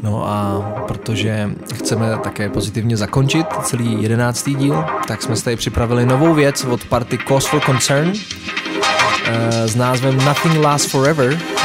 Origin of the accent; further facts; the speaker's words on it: Czechia; tady u nás v Čechách